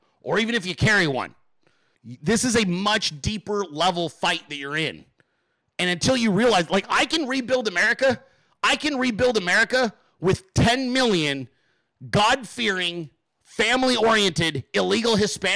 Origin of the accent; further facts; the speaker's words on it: Central California, United States; I grew up in California in the fucking farming communities of Central California.